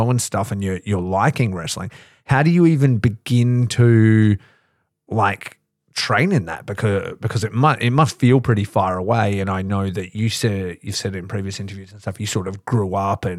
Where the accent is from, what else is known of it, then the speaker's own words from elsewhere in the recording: Australia; growing up in Australia